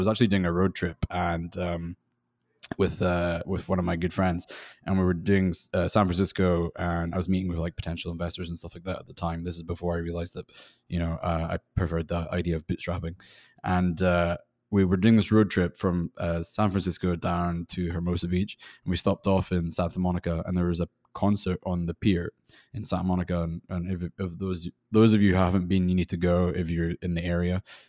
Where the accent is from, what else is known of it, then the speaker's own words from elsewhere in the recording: Scotland, United Kingdom; now in Los Angeles, United States; You're right in saying I'm from Scotland. Although my accent probably sounds a little bit funny by now. And I'm living in Los Angeles.